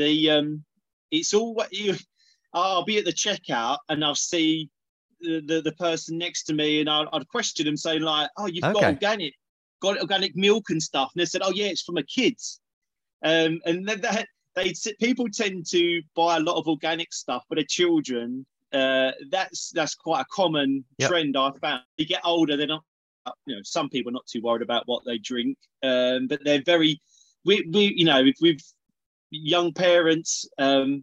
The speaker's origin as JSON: {"language": "English", "town": "East Tilbury", "region": "East of England", "country": "United Kingdom", "tie": "born or raised there", "also_born_or_lived": "Southend-on-Sea", "said": "I primarily spent a lot of time in a little town called East Tilbury"}